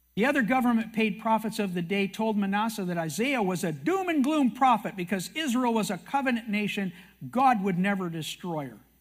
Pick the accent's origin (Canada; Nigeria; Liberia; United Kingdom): Canada; I'm a Canadian